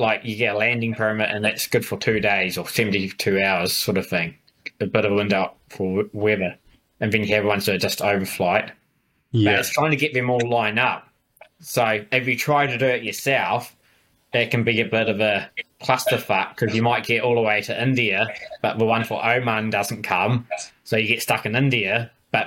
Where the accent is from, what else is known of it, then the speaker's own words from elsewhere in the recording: New Zealand; I said I was a Kiwi